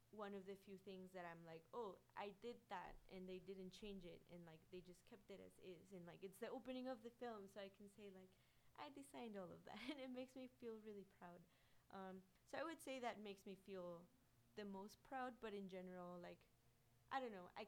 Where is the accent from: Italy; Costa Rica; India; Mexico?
Mexico; Guanajuato; guanajuato like my hometown is like one of my favorite places in the world